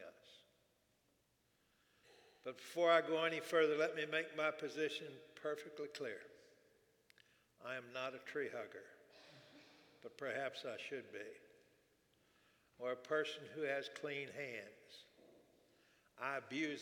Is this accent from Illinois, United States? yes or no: no; Houston, Texas, United States; I grew up in Houston.